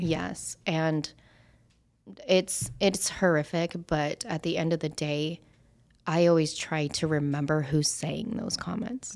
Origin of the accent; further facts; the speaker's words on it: Idaho, United States; moved away as an adult; now in Las Vegas, United States; growing up in Idaho, I was the only Asian, even being half Asian, that was in that high school